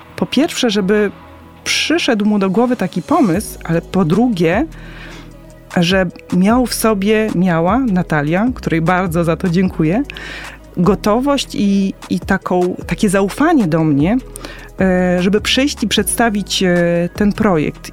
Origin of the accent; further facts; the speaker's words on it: Poland; urodziłam się w Polsce